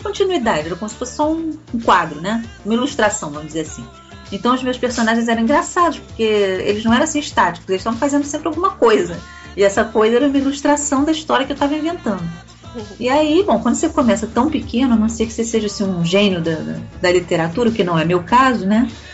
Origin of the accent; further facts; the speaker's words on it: Rio de Janeiro, Brazil; also born or lived in Portugal; now in Niterói, Brazil; moro em Niterói, aqui do outro lado da poça, né? Eu nasci no Rio de Janeiro. Eu já morei em Portugal também um tempo.